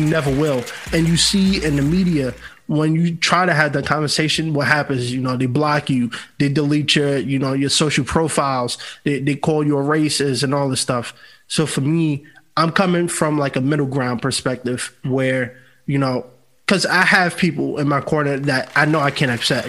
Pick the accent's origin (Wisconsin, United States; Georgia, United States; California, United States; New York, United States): New York, United States; New York City; moved away as an adult; now in Los Angeles, United States; born and raised in New York City. Yeah, all my life. I only been in LA for two years now